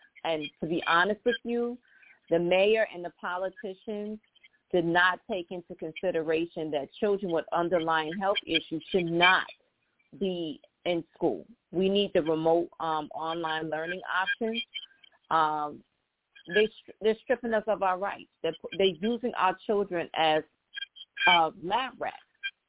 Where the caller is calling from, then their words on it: New York City, New York, United States; I'm calling from the Bronx.